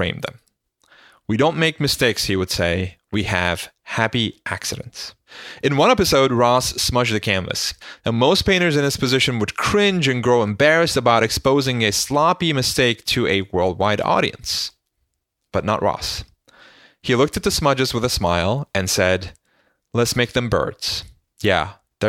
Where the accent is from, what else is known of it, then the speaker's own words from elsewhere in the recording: Istanbul, Turkey; moved away; As a young boy growing up in Istanbul